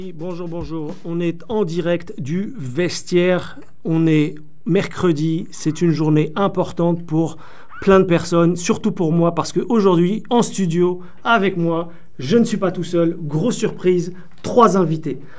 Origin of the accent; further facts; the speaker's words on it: France; je suis né en France